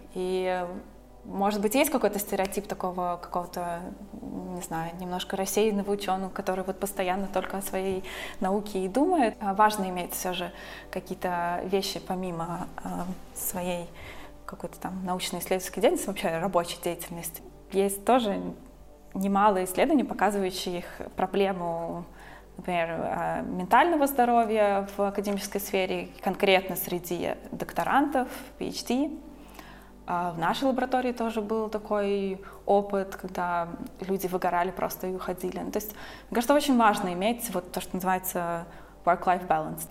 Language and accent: Russian; Riga, Latvia; moved away as an adult; also born or lived in Scotland; now in Berlin, Germany; вообще из Латвии, я из Риги, и как-то в старшей школе я училась